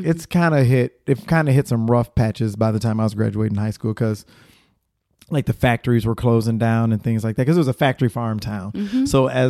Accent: Kankakee, Illinois, United States; In Illinois, a small town called Kankakee.

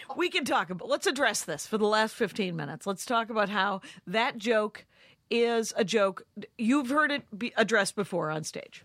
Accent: United States; I'm an American

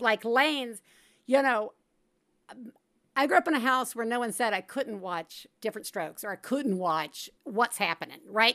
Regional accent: Tuscaloosa, Alabama, United States; We grew up in Tuscaloosa, Alabama

